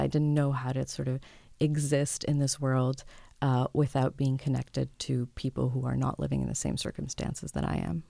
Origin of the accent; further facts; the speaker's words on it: France; now in Toronto, Canada; I grew up in France